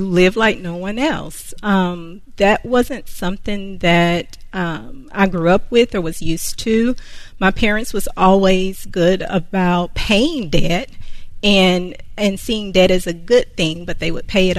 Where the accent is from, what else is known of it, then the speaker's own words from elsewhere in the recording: Concord, North Carolina, United States; I am from Concord, North Carolina